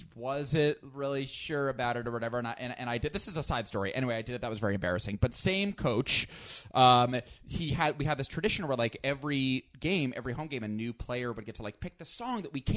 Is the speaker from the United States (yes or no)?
yes; a small town outside Albany, New York, United States; now in Los Angeles, United States; I'm from a tiny, tiny town outside of Albany, New York.